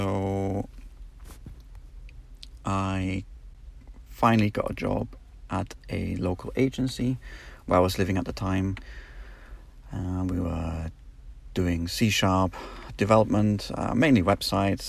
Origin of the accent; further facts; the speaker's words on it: North East England, United Kingdom; moved away as an adult; also born or lived in Germany; now in Poland; I'm originally from Germany, where I spent the first 9 years of my life. And then we moved to the northeast of England, where I pretty much spent my childhood and young adult years.